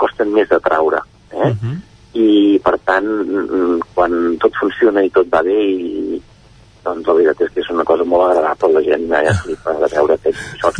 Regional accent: Manlleu, Catalonia, Spain; jo que tinc 54 anys jo no havia pescat de petit aquí a Manlleu

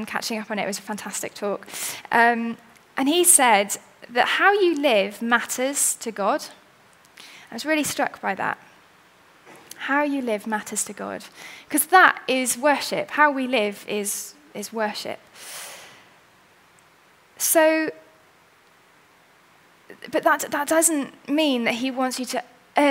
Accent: Wales, United Kingdom; I'm quite C of E at heart, and I'm Welsh

